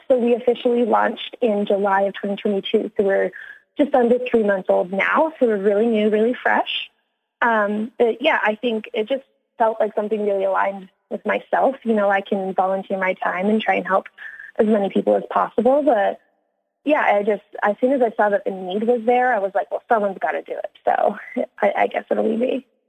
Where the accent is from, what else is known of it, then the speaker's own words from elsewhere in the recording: Midland, Ontario, Canada; moved away as an adult; now in Los Angeles, United States; I am from Midland, more specifically a tiny little village called LaFontaine